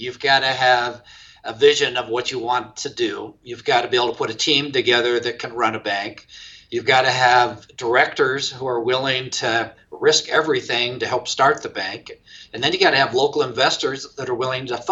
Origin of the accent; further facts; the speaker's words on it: Grants Pass, Oregon, United States; also born or lived in Medford, Oregon; I'm actually an Oregon native, born in Grants Pass and migrated all the way to Medford